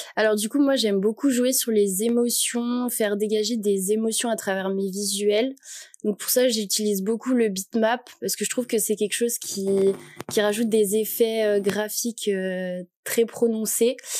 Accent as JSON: {"language": "French", "town": "Annecy", "region": "Auvergne-Rhône-Alpes", "country": "France", "moved": "as an adult", "lives_now": "Lyon, France", "said": "j'ai 21 ans, je viens d'Annecy et actuellement, je fais mes études sur Lyon"}